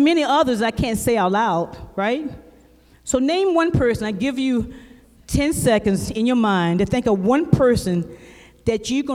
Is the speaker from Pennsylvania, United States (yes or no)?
no; South Carolina, United States; I'm from South Carolina